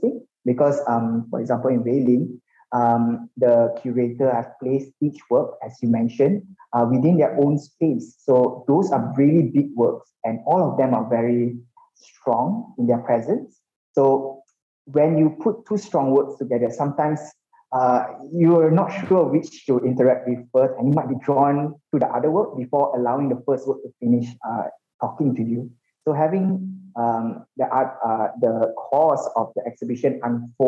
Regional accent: Malaysia; as a Malaysian

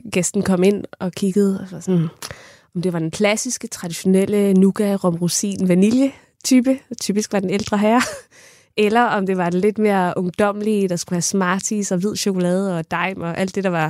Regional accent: Kerteminde, Southern Denmark, Denmark; jeg kommer fra Katteminde

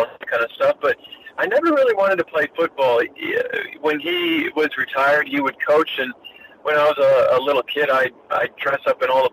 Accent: Belleville, Illinois, United States; moved away as an adult; now in Australia; I grew up in Belleville, Illinois, 15 minutes on the Illinois side, but from St. Louis, Missouri

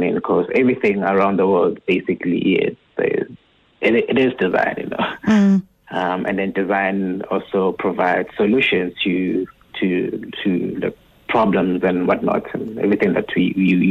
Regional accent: Tsakane, Gauteng, South Africa; also born or lived in Wattville, Ekurhuleni / Johannesburg; I was born in Watville, which is like a small township in Ekurhuleni. And then my family moved to Tsakane

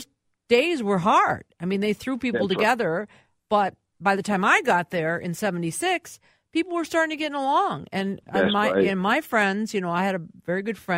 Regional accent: Minneapolis, Minnesota, United States; I grew up in Minneapolis. I'm a Minneapolis kid

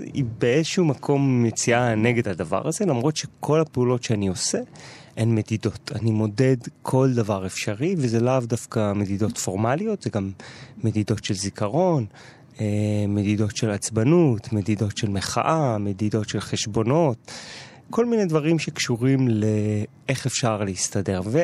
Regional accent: Jerusalem, Jerusalem District, Israel; גדלתי בשכונת גילו את השנים המשמעותיות בהסללה שלי

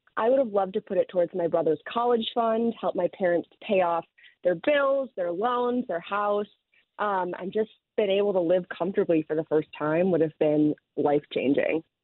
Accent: Chicago, Illinois, United States; also born or lived in Wicker Park, Chicago

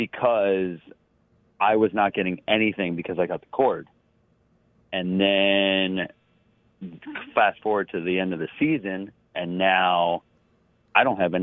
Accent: Baltimore, Maryland, United States; and I'm from Baltimore

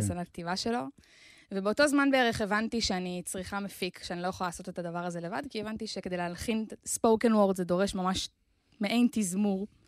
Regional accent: Ganei Hadar, Central District, Israel; נולדתי במושב שנקרא גני הדר, כן. ליד רחובות.

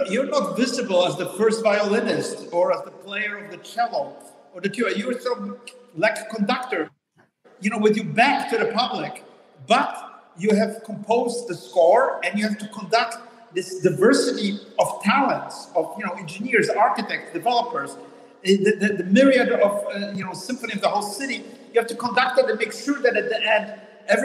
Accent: New York City, New York, United States; also born or lived in Manhattan; I grew up in the Bronx. Now I live in Manhattan.

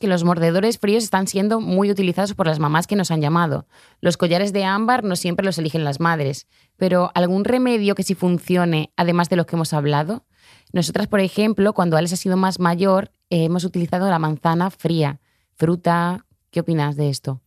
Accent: Ciudad Rodrigo, Castile and León, Spain; soy de un pueblo de Salamanca que se llama Ciudad Rodrigo

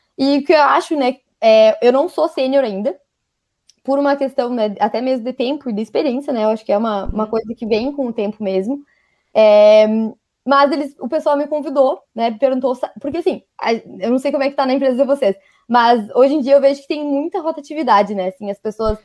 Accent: Rio Grande do Sul, Brazil; accent: gaúcho; Sou gaúcha. Então já não estranho o meu sotaque que eu falo uns leite quente

